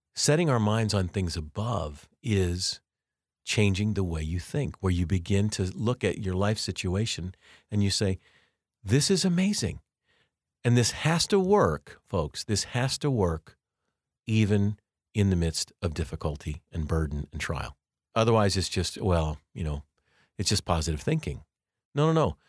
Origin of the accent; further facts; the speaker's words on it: Colorado, United States; now in Kansas, United States; I grew up in Colorado, but I've lived most of my life actually now in Kansas.